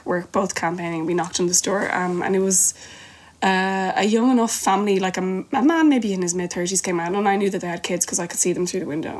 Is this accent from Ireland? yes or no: yes; Ireland; an Irish person